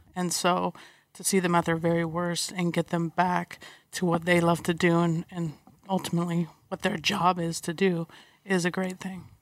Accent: San Diego, California, United States; I grew up in San Diego

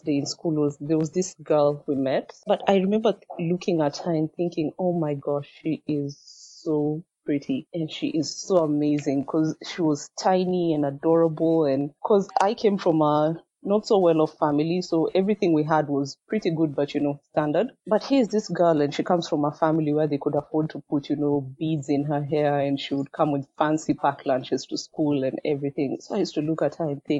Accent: Kenya; English is a second language; also born or lived in Machakos, Kenya / Eldoret, Kenya; I'm from Machakos in Kenya. I was born in Eldoret

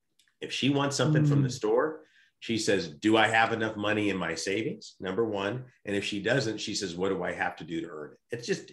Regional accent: United States; I'm expected as an American to pass that on to my kids.

